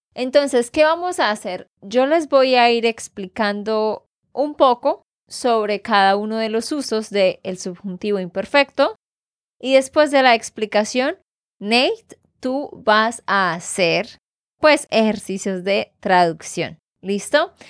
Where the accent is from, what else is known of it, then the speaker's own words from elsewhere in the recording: Santander, Colombia; de Santander, Colombia.